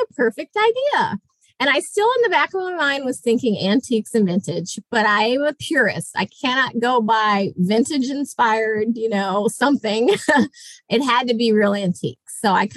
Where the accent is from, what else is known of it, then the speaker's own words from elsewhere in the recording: Jacksonville, Florida, United States; moved away as an adult; I am from Jacksonville, Florida